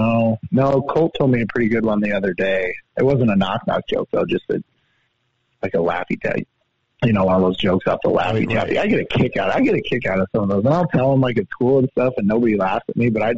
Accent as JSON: {"language": "English", "region": "Idaho", "country": "United States", "tie": "born or raised there", "moved": "yes", "lives_now": "Helena, United States", "said": "growing up in Idaho"}